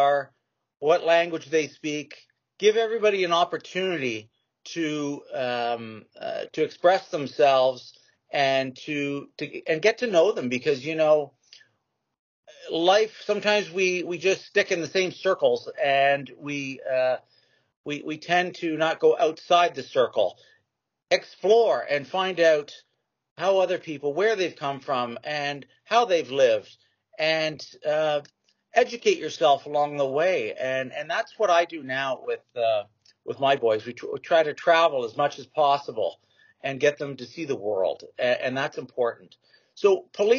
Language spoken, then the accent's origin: English; Canada